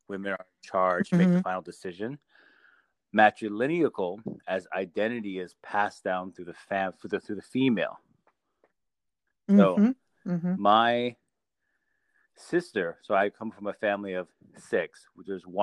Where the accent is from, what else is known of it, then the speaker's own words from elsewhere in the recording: Window Rock, Arizona, United States; first language Navajo; English is a second language; I was born and raised in Window Rock, Arizona, which is capital of the Navajo Nation